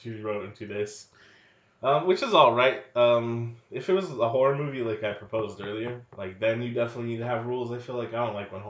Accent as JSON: {"language": "English", "area": "the Bay Area", "region": "California", "country": "United States", "tie": "born or raised there", "moved": "yes", "said": "where people we grew up with. In the Bay, bruh."}